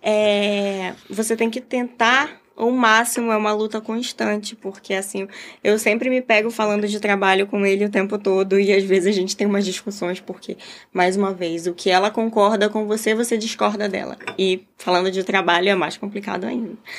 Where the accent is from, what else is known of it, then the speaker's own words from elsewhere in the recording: Belém, Pará, Brazil; moved away as an adult; now in Rio de Janeiro, Brazil; mas eu saí de Belém, sou de Belém, Pará. Então eu saí de Belém, vim para o Rio